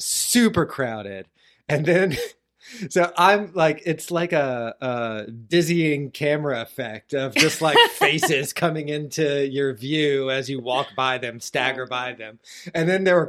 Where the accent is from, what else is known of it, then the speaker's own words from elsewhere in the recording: Orlando, Florida, United States; I grew up in Orlando